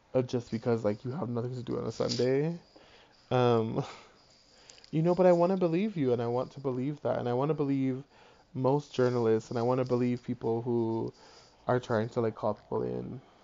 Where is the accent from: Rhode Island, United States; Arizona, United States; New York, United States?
Rhode Island, United States; Providence; I'm from Providence, Rhode Island, and like when I was growing up, you could find a three bedroom apartment for $800